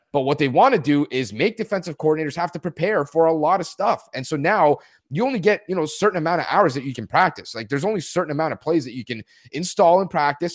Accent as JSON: {"language": "English", "country": "Canada", "said": "I'm from Canada"}